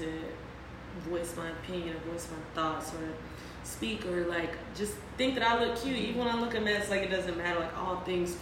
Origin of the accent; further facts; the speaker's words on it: Mississippi, United States; moved away as an adult; also born or lived in Louisiana; now in New Orleans, United States; I am from Mississippi. Mm-hmm. I am 26. I have only lived in two places, Mississippi and Louisiana, so very southern